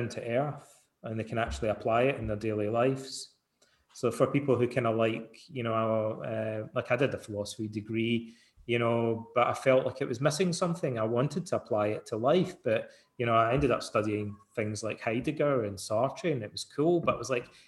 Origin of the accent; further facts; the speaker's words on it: Scotland, United Kingdom; when I was a young guy growing up in Scotland